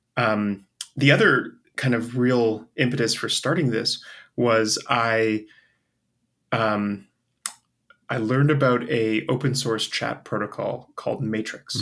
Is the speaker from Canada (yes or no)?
yes; Canada; also born or lived in Europe / Asia; now in United States; I'm a Canadian who lives in the States